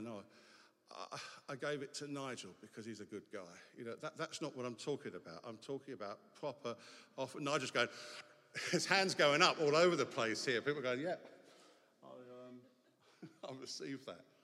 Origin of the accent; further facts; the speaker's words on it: England, United Kingdom; it is to be English because as English people, we get to take exotic languages